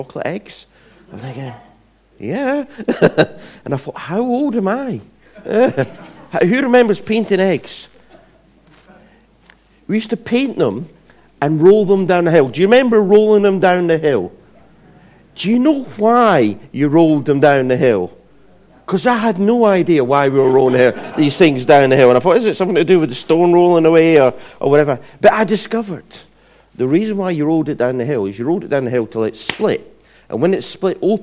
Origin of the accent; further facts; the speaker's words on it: Scotland, United Kingdom; where I was brought up in Scotland